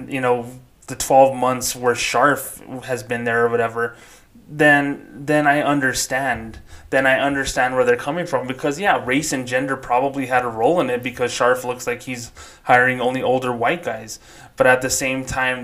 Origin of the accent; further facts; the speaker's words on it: Socorro, New Mexico, United States; moved away as an adult; my hometown of Socorro, New Mexico